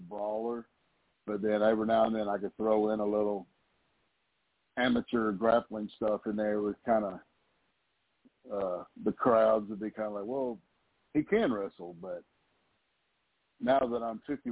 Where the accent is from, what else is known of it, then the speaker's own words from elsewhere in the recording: Chattanooga, Tennessee, United States; accent: hillbilly; I'm from Chattanooga